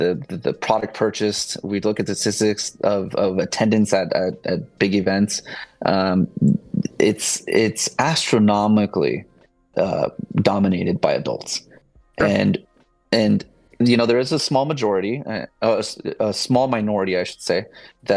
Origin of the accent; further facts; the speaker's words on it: Southern California, United States; I'm from SoCal